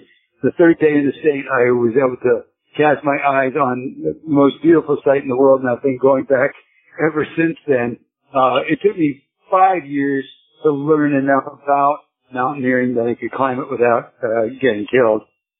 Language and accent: English; Gulf Coast, outside Houston, Texas, United States; moved away; also born or lived in Portland, Oregon / Colorado / Alaska; Well, even though I was born in Portland at a very early age, my family moved to Texas. So I grew up on the flattest part of Texas. The Gulf Coast, right outside of Houston